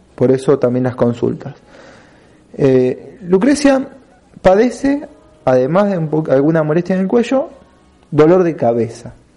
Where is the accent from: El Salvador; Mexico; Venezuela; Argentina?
Argentina; nosotros como argentinos